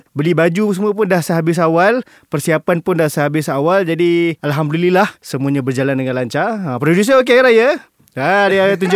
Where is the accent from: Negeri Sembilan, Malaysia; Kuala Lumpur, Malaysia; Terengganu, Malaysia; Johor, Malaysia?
Kuala Lumpur, Malaysia; also born or lived in Selama; Aku sebagai anak kota tidak ada masalah untuk pulang ke kampung pada hari raya. Okay. Ha, dia dah lah kampung aku dekat setapak, dia dekat je.